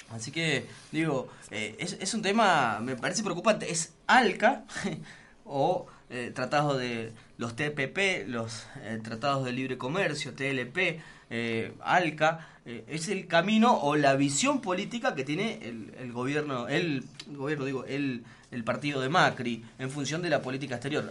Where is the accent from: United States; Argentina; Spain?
Argentina; somos la Argentina